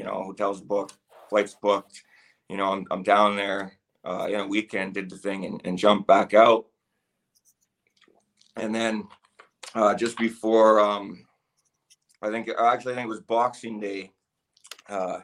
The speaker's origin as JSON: {"language": "English", "country": "Canada", "said": "I am Canadian"}